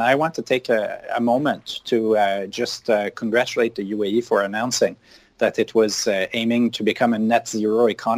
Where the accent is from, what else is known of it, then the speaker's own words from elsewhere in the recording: Montreal, Quebec, Canada; Oh, well, so I'm from Montreal.